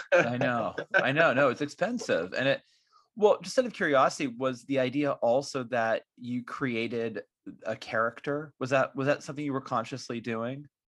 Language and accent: English; California, United States; I was born in California